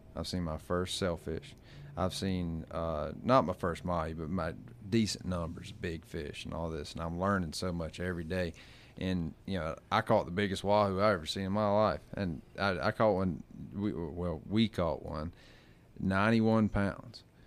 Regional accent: Gulf Coast, United States; moved away; I come from the Gulf, which if you don't drive one hundred and seventy miles, you ain't finding

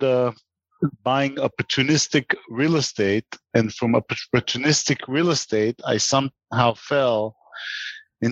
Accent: Israel; moved away as an adult; also born or lived in New York; I grew up in Israel

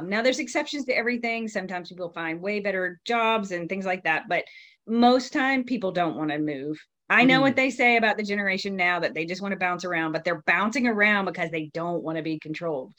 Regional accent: the South, United States; I grew up in the South, where you're supposed to be very humble and don't brag

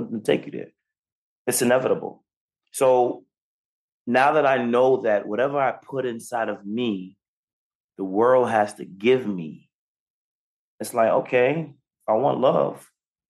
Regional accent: New York, United States; 15 years old, I'm on a block. I'm from New York

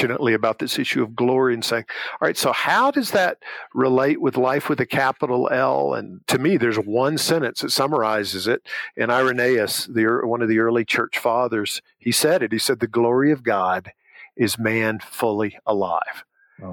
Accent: Southern Alabama, United States; I grew up in Southern Alabama

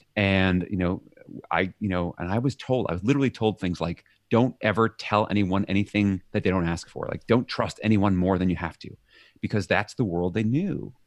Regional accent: New York City, New York, United States; moved away as an adult; now in Leiden, Netherlands; I'm from New York City

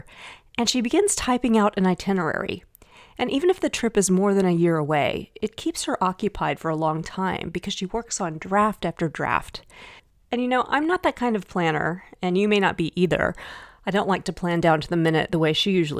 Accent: Dallas, Texas, United States; I grew up in Dallas, Texas.

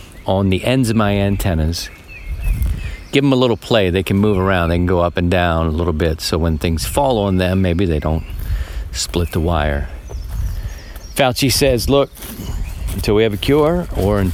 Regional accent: Baltimore, Maryland, United States; Grew up in a row home, generally in a row home. And if you were in a row home growing up in Baltimore, you were doing okay.

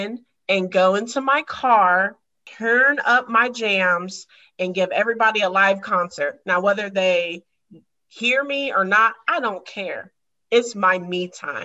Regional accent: Ohio, United States; I am from the OH

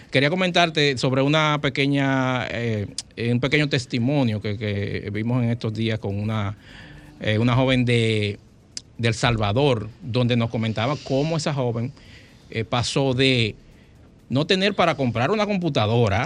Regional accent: Dominican Republic; los instructores que están aquí son somos dominicanos

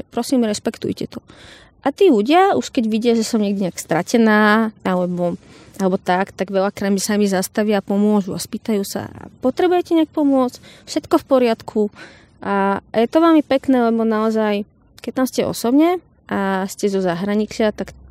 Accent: Slovakia; ja som Slovenka, prišla som tu za vami

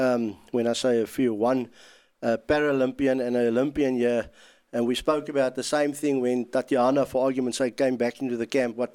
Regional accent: South Africa; as a South African

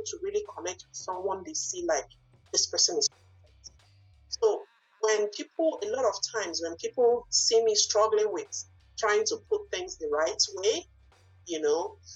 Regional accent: Nigeria; English is a second language; moved away as an adult; now in Bangor, United States; I did not grow up here. I grew up in Nigeria

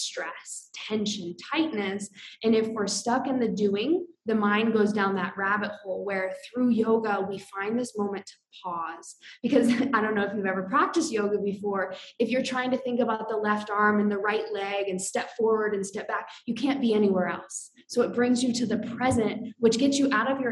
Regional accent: Iowa, United States; moved away as an adult; also born or lived in Colorado; I grew up in Iowa.

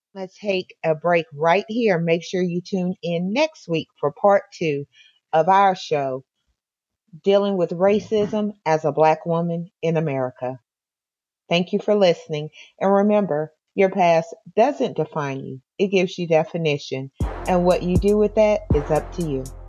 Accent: California, United States; I grew up in California

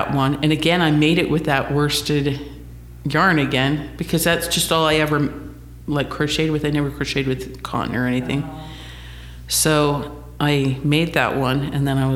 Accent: St. George, Utah, United States; moved away as an adult; also born or lived in Phoenix, Arizona; now in Netherlands; I'm originally from St. George

